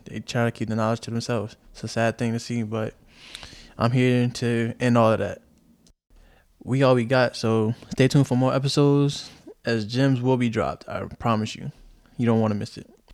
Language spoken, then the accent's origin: English; New York City, New York, United States; also born or lived in Chicago / Japan; I'm from Chicago, raised in the Bronx